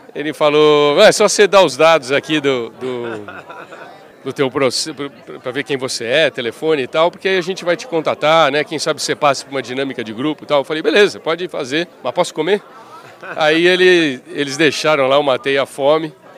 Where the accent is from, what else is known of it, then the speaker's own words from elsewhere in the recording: São Paulo, Brazil; eu sou eu sou de São Paulo